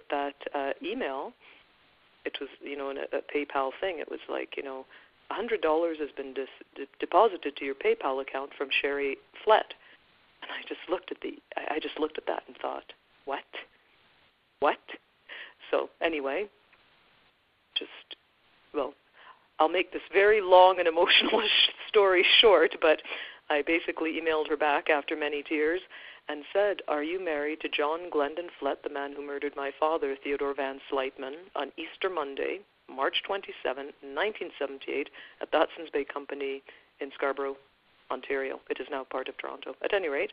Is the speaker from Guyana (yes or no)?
yes; Guyana; now in Canada; We are from Guyana, South America. We moved to Canada because we were seeking a better life